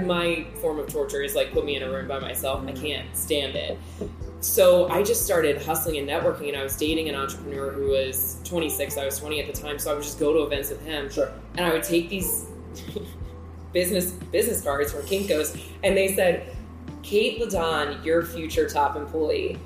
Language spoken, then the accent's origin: English; Calvert County, Maryland, United States; moved away as an adult; also born or lived in Wilmington, North Carolina / Baltimore, Maryland / Washington, District of Columbia, United States; now in Virginia, United States; I am from the smallest county in Maryland, Calvert County